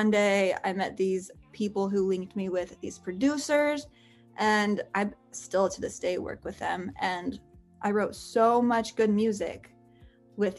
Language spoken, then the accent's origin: English; Utah, United States; moved away; growing up in Utah